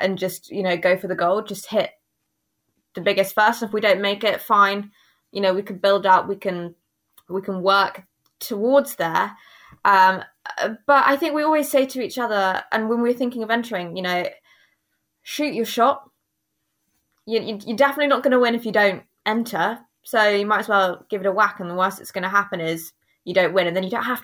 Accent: England, United Kingdom; first language English; being English

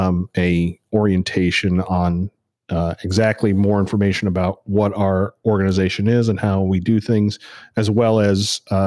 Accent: Northeast, United States; now in Savannah, United States; because this is Savannah and I'm actually from the Northeast.

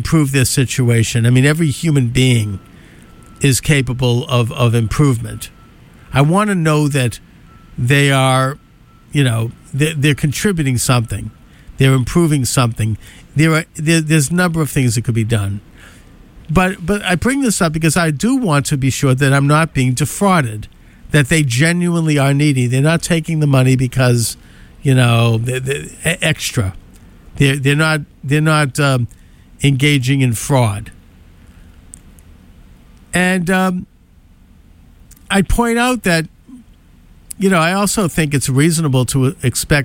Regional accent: United States; as an American

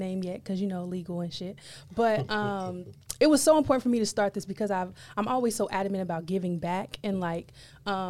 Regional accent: Owensboro, Kentucky, United States; school in my hometown, Owensboro, Kentucky

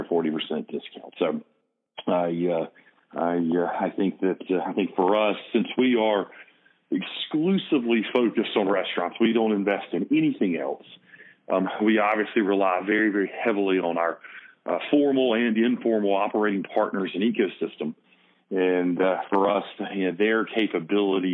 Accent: the South, United States; accent: Southern; as you can tell by my accent, I'm from the South, and it's not it's not South Jersey

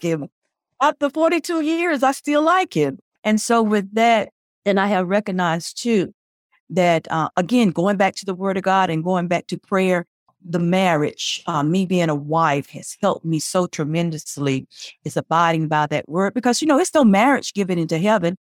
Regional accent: Spartanburg, South Carolina, United States; also born or lived in Columbia, South Carolina; my hometown is Spinberg

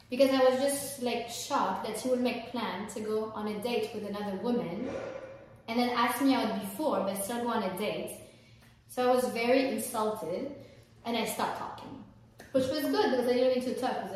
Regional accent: France; moved away; I'm French, I'm not American.

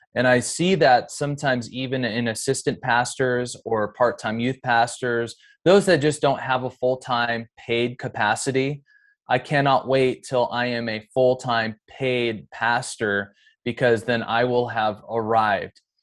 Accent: Seattle, Washington, United States; also born or lived in Bremerton / Olympic Peninsula; I'm more from, you know, the greater Seattle area

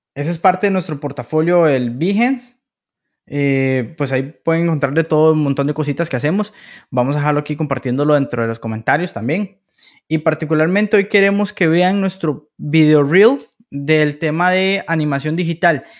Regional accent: Costa Rica; podemos como ticos

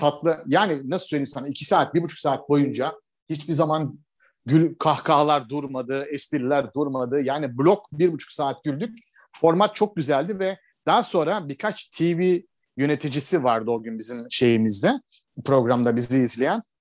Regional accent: Istanbul, Turkey; moved away as an adult; also born or lived in Fethiye / Marmaris / Cyprus / Bodrum; now in Antalya, Turkey; ben İstanbulluyum, teşvikiyeliyim. İşte uzun yıllar İstanbul'da yaşadım. Sonra güneye geldim.

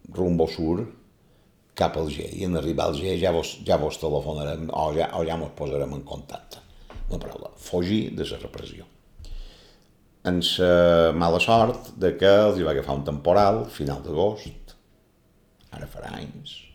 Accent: Palma, Balearic Islands, Spain; Vaig néixer el 29 de gener de l'any 1949, a Palma, en el carrer del Real

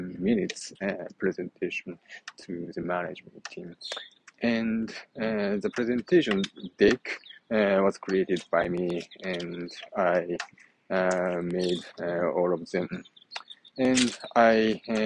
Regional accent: Japan; accent: Japanese; first language Japanese; English is a second language; even in my native language, Japanese

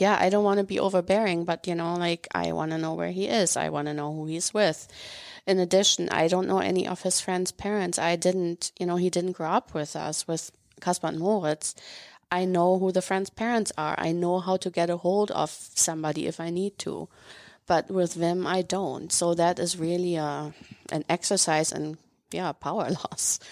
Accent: Northern Germany, Germany; moved away as an adult; I grew up in Germany

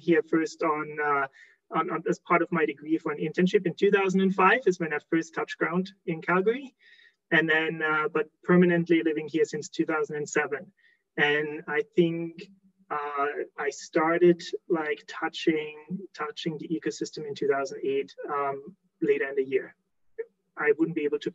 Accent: Germany; moved away as an adult; now in Alberta, Canada; born and raised in Germany, like in case someone picks up the accent, but been living in Canada, in beautiful Alberta, for the last 15 plus years.

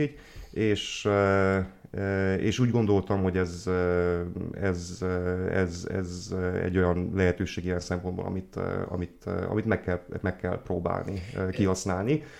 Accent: Odorheiu Secuiesc, Harghita County, Romania; moved away as an adult; also born or lived in Cluj-Napoca; now in Odorheiu Secuiesc, Romania; székelyudvarhelyi származású vagyok, tehát innen mentem

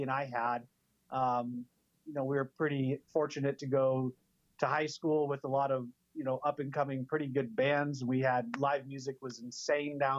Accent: San Diego, California, United States; now in Spokane, United States; I am from Spokane, but when I was young, my dad moved to San Diego. So I went to elementary, middle school, high school down in San Diego

